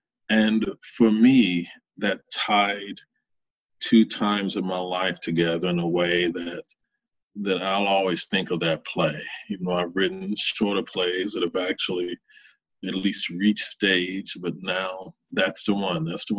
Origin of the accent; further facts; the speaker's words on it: the South, United States; I grew up in the Bible Belt, and it's who I was. It's who I continue to be in many ways.